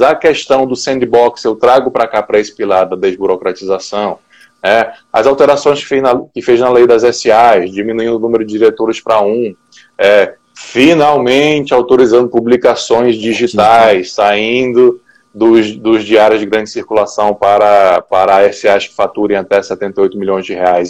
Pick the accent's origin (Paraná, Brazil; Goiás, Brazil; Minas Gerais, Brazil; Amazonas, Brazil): Amazonas, Brazil; Manaus; now in Brasília, Brazil; eu sou manauara, né, então eu sou lá do norte, mas já moro em Brasília já há quase 15 anos